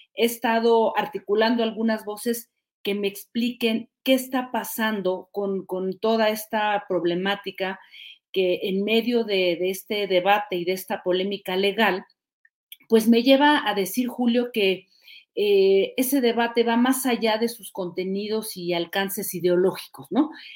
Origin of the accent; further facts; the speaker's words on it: Mexico; moved away as an adult; also born or lived in France; yo soy hija de la escuela pública, debo decirlo, desde primaria hasta universidad. Soy hija de la escuela pública y luego me fui a estudiar fuera de México